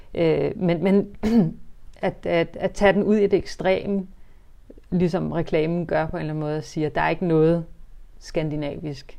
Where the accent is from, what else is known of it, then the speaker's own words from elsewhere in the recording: Denmark; Vi er jo født i Danmark, vi er vokset op i Danmark